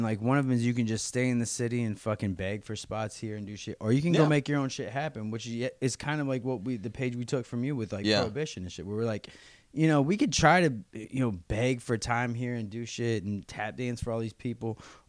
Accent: Missouri, United States; So I grew up in Missouri.

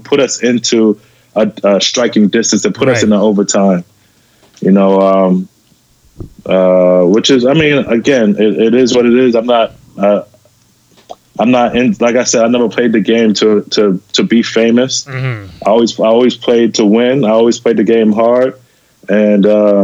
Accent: New York City, New York, United States; also born or lived in Los Angeles; growing up in New York City

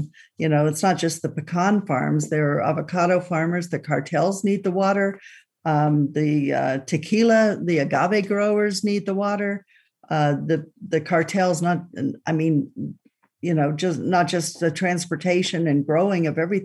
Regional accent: Boulder City, Nevada, United States; I grew up in Boulder City, Nevada, and the family home is still, my mother's still in the family home overlooking Lake Mead

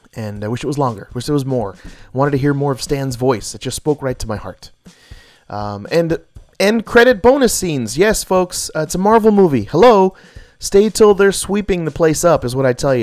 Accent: Hawaii, United States; I'm Hawaiian as well.

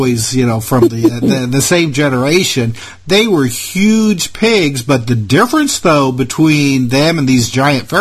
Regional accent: North Central Indiana, United States; I grew up in North Central Indiana, and that's that's pig country up there

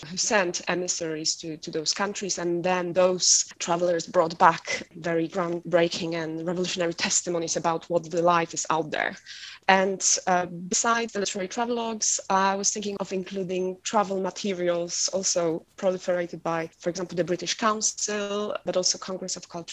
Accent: Poland; now in Oxford, United Kingdom; I'm from Poland

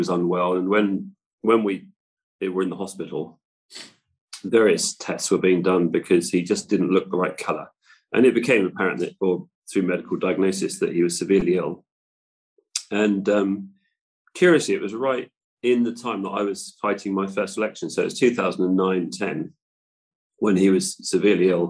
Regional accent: West Cornwall, South West England, United Kingdom; our part of the world, in West Cornwall. So obviously it wasn't the immediate thing I did when I left school, but I went into building as a Cornish mason

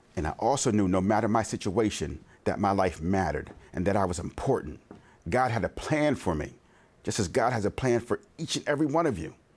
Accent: Conshohocken, Pennsylvania, United States; also born or lived in Norristown, Pennsylvania; Living in Conchock in P

